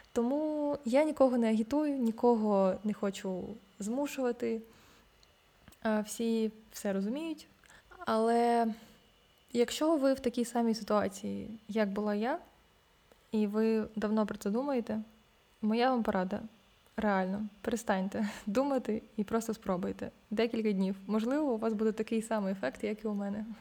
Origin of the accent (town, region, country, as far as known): Ukraine